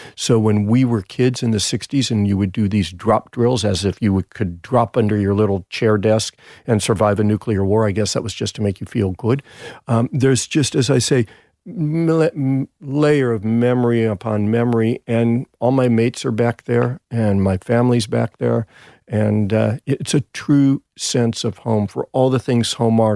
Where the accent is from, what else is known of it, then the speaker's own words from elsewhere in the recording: Los Angeles, California, United States; moved away as an adult; now in Sydney, Australia; back in Encino, my hometown